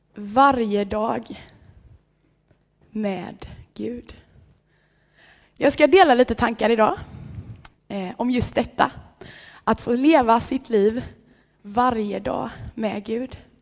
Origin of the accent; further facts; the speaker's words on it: Vallshult, Sweden; hemma i Vallshult där jag kommer ifrån